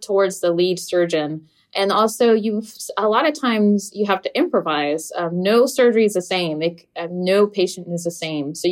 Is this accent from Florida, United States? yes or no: yes; Florida, United States; English is a second language; also born or lived in New Jersey; in the fourth grade, we just moved from New Jersey to Florida